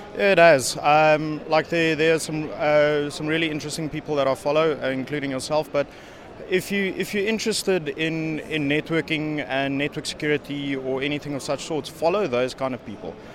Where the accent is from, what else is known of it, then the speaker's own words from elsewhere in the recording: South Africa; moved away as an adult; now in Netherlands; I'm originally from South Africa, now living in the Netherlands.